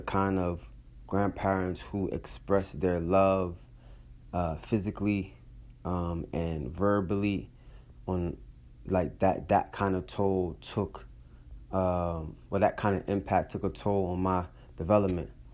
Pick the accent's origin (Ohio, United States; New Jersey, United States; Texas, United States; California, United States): New Jersey, United States; Atlantic City; also born or lived in Brooklyn, New York / Philadelphia, Pennsylvania; now in Providence, United States; Growing up in Atlantic City, being raised by my grandparents